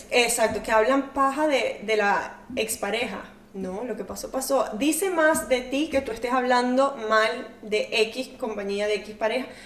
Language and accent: Spanish; Venezuela; moved away; also born or lived in Portugal; Y entonces, o sea, ellos tenían su empresa en Venezuela. Eh, cuando nos fuimos de Venezuela en 2009, nos fuimos a Portugal, mi papá y mamá tuvieron que empezar de cero.